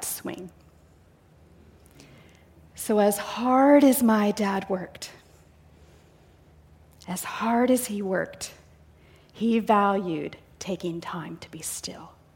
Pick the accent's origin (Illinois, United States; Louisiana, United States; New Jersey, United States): Illinois, United States; near Chicago; now in Canby, Oregon, United States; I grew up in the Midwest, near Chicago, about an hour south.